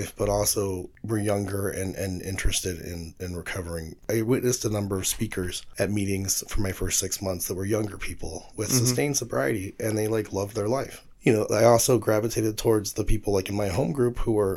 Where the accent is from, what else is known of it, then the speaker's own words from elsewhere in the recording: Reno, Nevada, United States; also born or lived in San Francisco; now in Buffalo, United States; I remember growing up in Reno and spending a lot of time in San Francisco